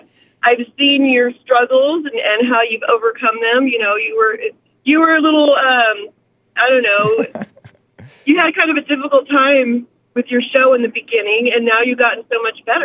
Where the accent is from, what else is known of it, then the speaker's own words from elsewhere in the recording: Downey, California, United States; also born or lived in Hermosa Beach, California; I'm a straight-up white girl, too. I was born in the, you know, I grew up in Downey, in the valley.